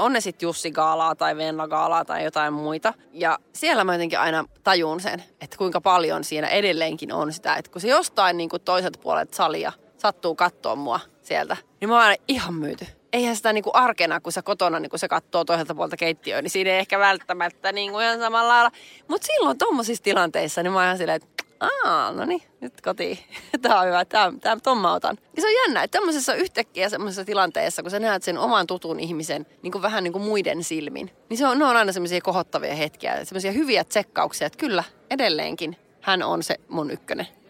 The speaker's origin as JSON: {"language": "Finnish", "town": "Nurmes", "region": "North Karelia", "country": "Finland", "said": "mä oon Nurmeksasta, me ollaan molemmat pikkukaup- naapuripitäjien tyttöjä"}